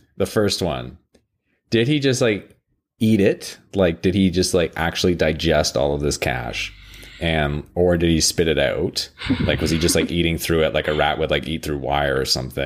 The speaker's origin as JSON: {"language": "English", "country": "Canada", "said": "I'm Canadian"}